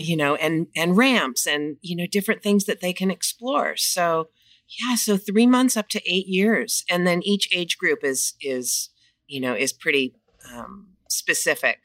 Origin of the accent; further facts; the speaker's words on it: Los Angeles, California, United States; moved away as an adult; also born or lived in Coachella Valley; I'm born and raised in Los Angeles